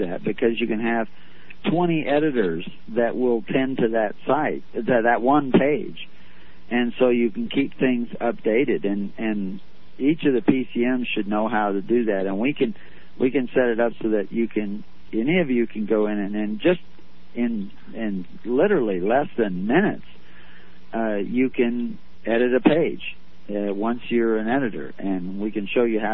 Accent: Texas, United States; moved away; I was raised in Texas

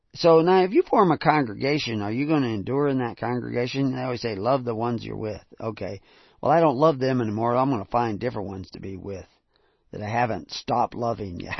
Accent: the South, United States; I grew up in the south

